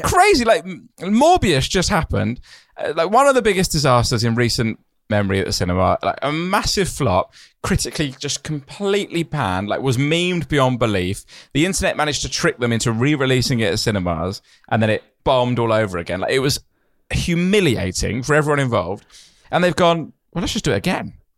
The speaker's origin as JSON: {"language": "English", "country": "United Kingdom", "said": "I'm very British"}